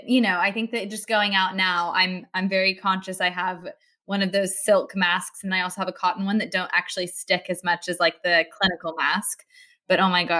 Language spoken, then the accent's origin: English; United States; now in London, United Kingdom; I'm American